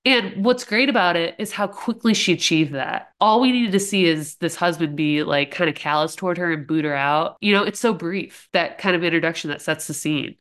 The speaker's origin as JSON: {"language": "English", "region": "Ohio", "country": "United States", "tie": "born or raised there", "said": "I'm in Ohio"}